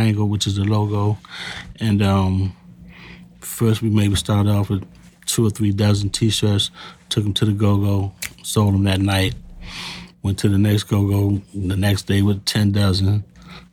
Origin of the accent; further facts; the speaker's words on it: Washington, District of Columbia, United States; I grew up in the lower part of Northwest D.C., down by what you would call Dunbar High School